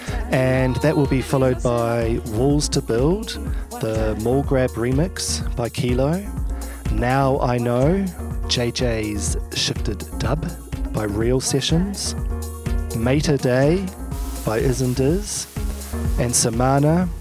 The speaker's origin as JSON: {"language": "English", "country": "New Zealand", "also_born_or_lived": "Melbourne, Australia", "moved": "yes", "said": "I've actually had to move back to my home country of New Zealand"}